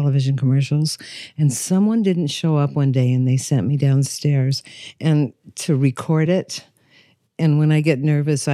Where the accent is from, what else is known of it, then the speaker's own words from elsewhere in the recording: Los Angeles, California, United States; I was born in Hollywood. I was raised in California. I've lived in California my whole life